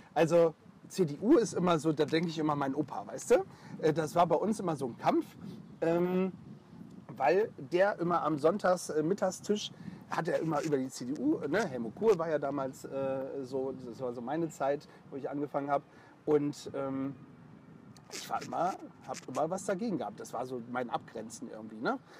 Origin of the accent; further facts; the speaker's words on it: the North, Northern Germany, Germany; bei uns im Norden